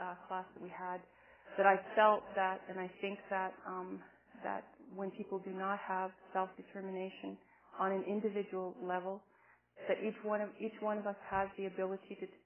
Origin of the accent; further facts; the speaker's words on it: Cardston area, Alberta, Canada; I've always lived in the area that my people have been